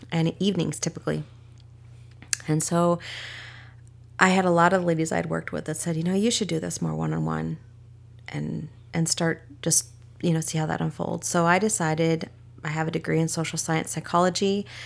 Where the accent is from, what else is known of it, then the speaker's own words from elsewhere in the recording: Minnesota, United States; moved away; also born or lived in Washington / San Diego, California; I was born in Minnesota